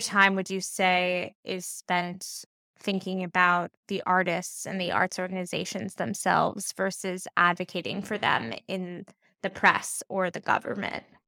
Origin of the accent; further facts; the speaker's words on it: New York, United States; I'm from New York